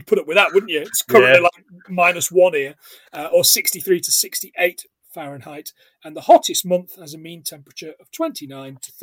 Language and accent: English; Scotland, United Kingdom; We are a Scottish podcast